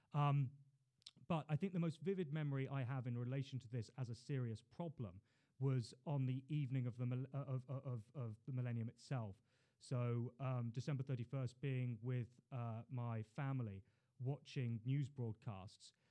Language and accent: English; London, United Kingdom; also born or lived in Hull / China; I was born in Queen Mary's Hospital. Uh, grew up in Putney